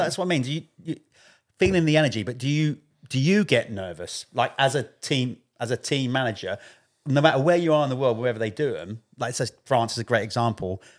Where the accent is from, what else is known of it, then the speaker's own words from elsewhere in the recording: United Kingdom; I'm British